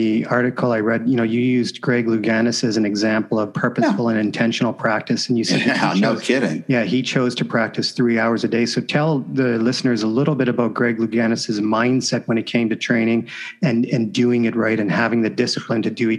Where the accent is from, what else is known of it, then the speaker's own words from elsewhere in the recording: Canada; so I'm from Canada